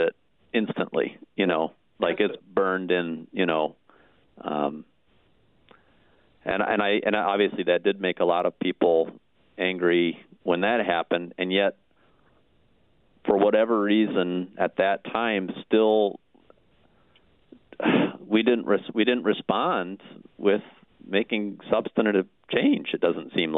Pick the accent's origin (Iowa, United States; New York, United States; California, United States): Iowa, United States; The town I grew up in, Iowa, was a little bit bigger